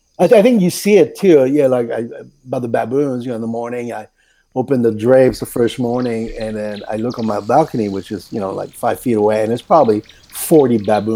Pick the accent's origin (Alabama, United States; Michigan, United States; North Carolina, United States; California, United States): California, United States; Newport Beach; they don't care that I'm from Newport Beach.